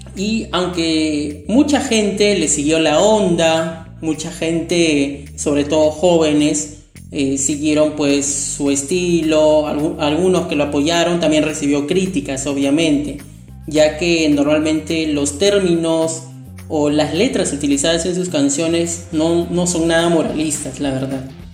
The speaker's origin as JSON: {"language": "Spanish", "country": "Peru", "said": "mi país Perú"}